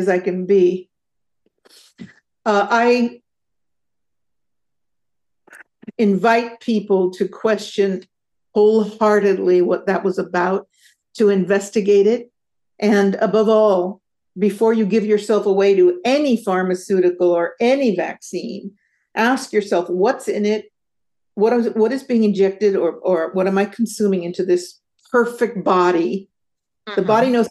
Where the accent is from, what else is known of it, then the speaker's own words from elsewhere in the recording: San Jose, California, United States; I grew up in San Jose.